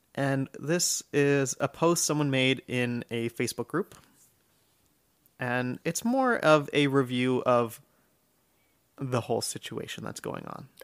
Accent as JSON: {"language": "English", "country": "United States", "said": "I'm American"}